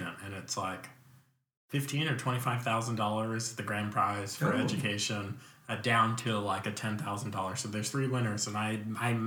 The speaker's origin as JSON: {"language": "English", "town": "Virginia Beach", "region": "Virginia", "country": "United States", "tie": "born or raised there", "also_born_or_lived": "New York / Lynchburg, Virginia", "moved": "as an adult", "said": "I did like third grade through high school in Virginia Beach"}